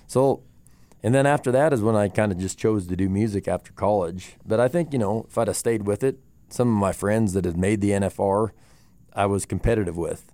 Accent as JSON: {"language": "English", "town": "Moorcroft", "region": "Wyoming", "country": "United States", "tie": "born or raised there", "said": "growing up in Moorcroft"}